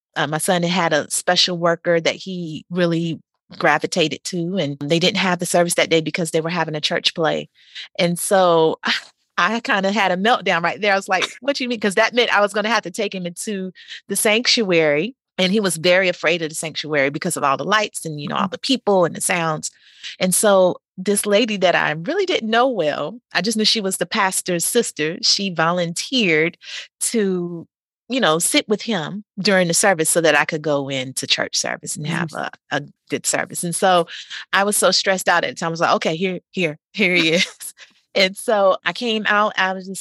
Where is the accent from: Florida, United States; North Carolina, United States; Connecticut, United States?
North Carolina, United States; moved away as an adult; also born or lived in Oklahoma City; I'm from North Carolina